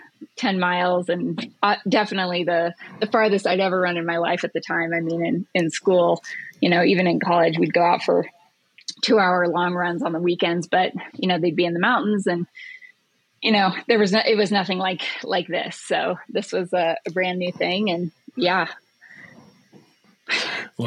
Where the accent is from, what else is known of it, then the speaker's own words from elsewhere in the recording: Ouray, Colorado, United States; moved away; I grew up in Ouray